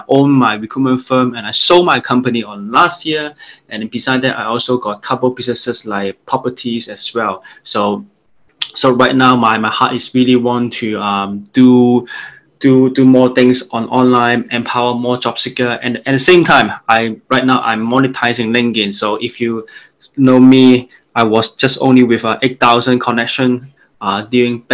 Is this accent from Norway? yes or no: no; Hong Kong; I'm from Hong Kong